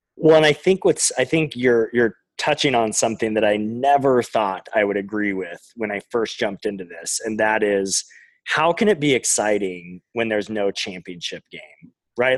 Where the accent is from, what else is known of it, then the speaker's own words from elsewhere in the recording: Pacific Northwest, United States; I'm from the Pacific Northwest